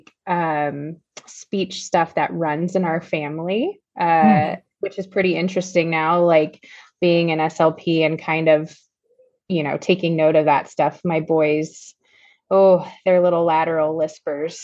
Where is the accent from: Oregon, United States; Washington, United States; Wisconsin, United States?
Washington, United States; Seattle; I'm from the Seattle area.